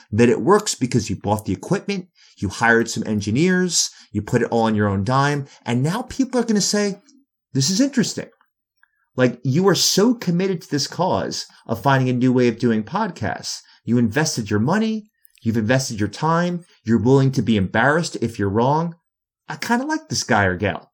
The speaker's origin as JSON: {"language": "English", "town": "New York City", "region": "New York", "country": "United States", "said": "I'm from New York City"}